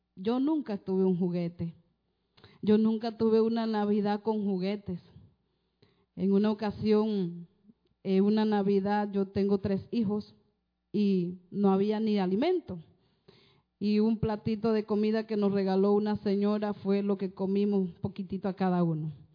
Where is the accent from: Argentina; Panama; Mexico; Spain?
Panama; vengo de Panamá